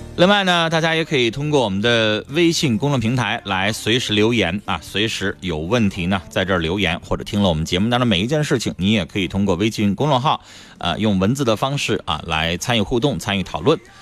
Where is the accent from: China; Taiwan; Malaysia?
China; Northeast China; 我们东北人